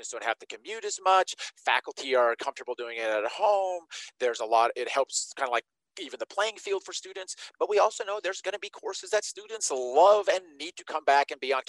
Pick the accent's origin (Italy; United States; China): United States; Nevada; I grew up in Nevada